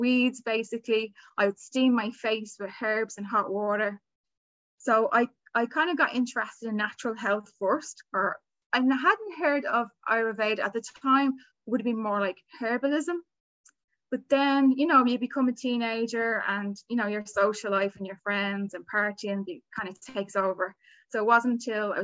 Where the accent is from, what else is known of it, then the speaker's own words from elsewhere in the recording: Dublin, Leinster, Ireland; I'm here in Dublin, Ireland, where I was born, where I've lived all my life.